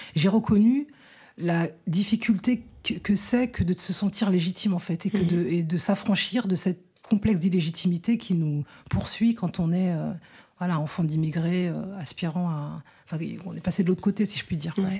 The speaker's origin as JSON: {"language": "French", "country": "France", "tie": "born or raised there", "said": "je suis née en France"}